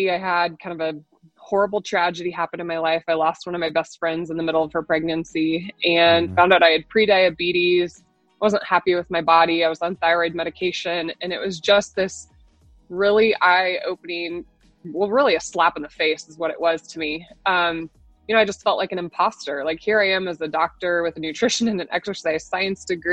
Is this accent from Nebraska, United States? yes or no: yes; Nebraska, United States; I'm born and raised in Nebraska